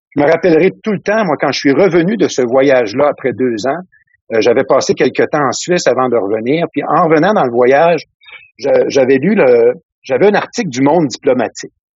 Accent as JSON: {"language": "French", "town": "Salaberry-de-Valleyfield", "region": "Quebec", "country": "Canada", "tie": "born or raised there", "also_born_or_lived": "Cap-de-la-Madeleine, Trois-Rivières, Quebec", "moved": "as an adult", "lives_now": "Ontario, Canada", "said": "je suis né dans la région du Cap de la Madeleine, la Trois-Rivières. OK. Mais j'ai grandi, euh, j'ai grandi principalement mon adolescence dans la région de, de Valleyfield, dans le sud-ouest de Montréal"}